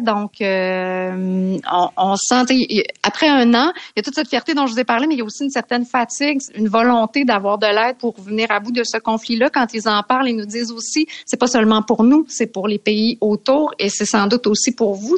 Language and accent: French; Canada; on est Canadien